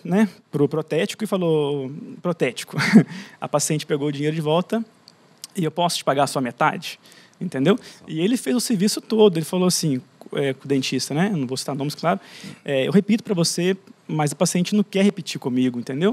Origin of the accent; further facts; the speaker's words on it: Conselheiro Lafaiete, Minas Gerais, Brazil; da minha cidade, sou de Lafayette